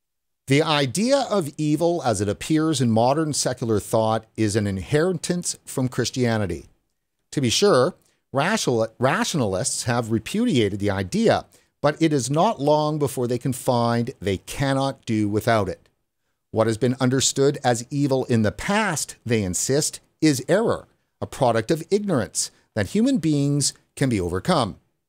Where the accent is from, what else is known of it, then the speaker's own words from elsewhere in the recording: Sweden; I'm from Sweden, so I don't have any insight on that.